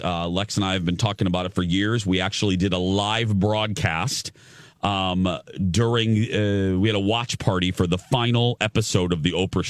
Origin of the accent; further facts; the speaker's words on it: Chicago, Illinois, United States; moved away; growing up in Chicagoland